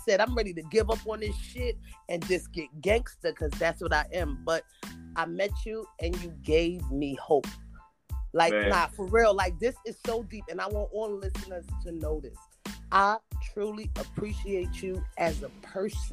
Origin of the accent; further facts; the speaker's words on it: New York City, New York, United States; I speak adamant because, like, I'm from Brooklyn, from Bushwick